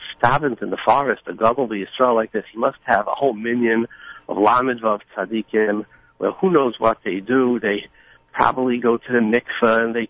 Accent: New York City, New York, United States; born or raised there

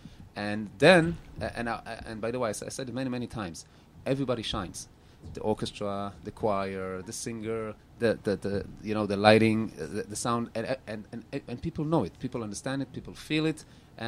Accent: Antwerp, Flanders, Belgium; Yes, and I grew up in Antwerp in Europe.

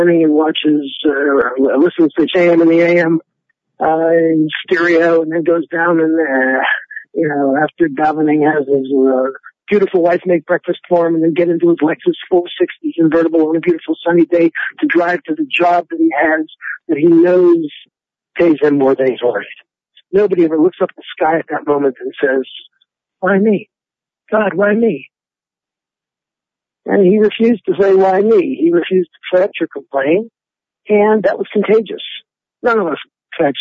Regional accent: Pittsburgh, Pennsylvania, United States; I'm from Pittsburgh, Pennsylvania

